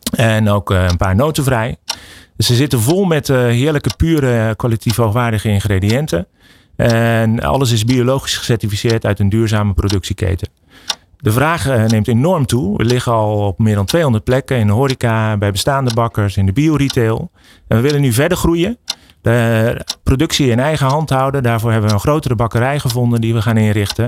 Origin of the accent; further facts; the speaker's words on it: Utrecht, Netherlands; we komen uit Utrecht